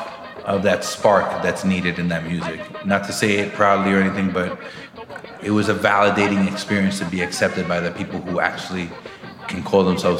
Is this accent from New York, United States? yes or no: yes; New York, United States; I was born and raised in Brooklyn, New York all my life